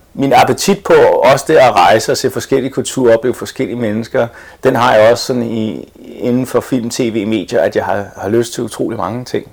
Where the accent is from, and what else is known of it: Denmark; born or raised there; first language English; also born or lived in Boston, United States